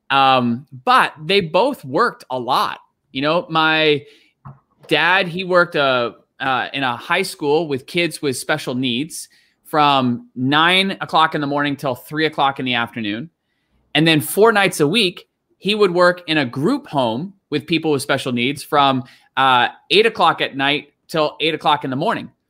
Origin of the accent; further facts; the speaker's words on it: Canada; also born or lived in Gravesend, Kent, England; I was born in Gravesend, Kent, and lived there till I was six years old. And, and then you traveled to, to Canada? Yeah, then my family, we moved to Canada.